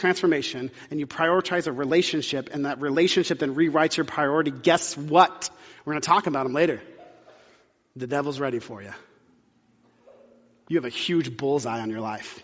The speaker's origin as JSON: {"language": "English", "region": "the South", "country": "United States", "tie": "born or raised there", "said": "I grew up in the South"}